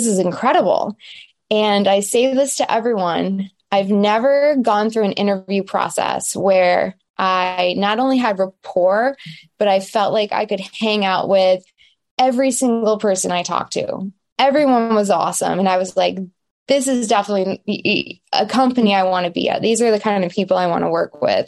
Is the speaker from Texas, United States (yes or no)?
no; Michigan, United States; moved away; also born or lived in Los Angeles, California, United States; I am from Michigan, a small town, but Metro Detroit is home where I actually am right now